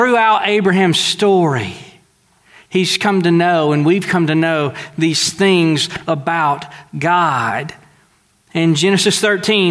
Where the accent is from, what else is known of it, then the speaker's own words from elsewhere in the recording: Deweyville, Texas, United States; I'm from Dewayville, Texas, and we are really, really simple.